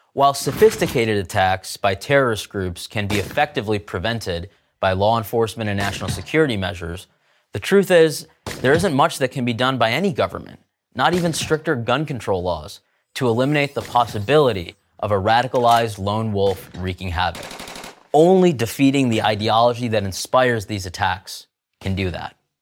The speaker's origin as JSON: {"language": "English", "country": "United States", "said": "I'm an American Muslim"}